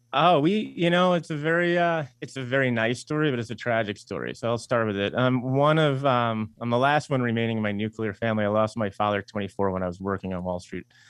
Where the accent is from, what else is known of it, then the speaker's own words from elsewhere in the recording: Eastern Long Island, New York, United States; We're from Eastern Long Island, and you know we both went to school in New York City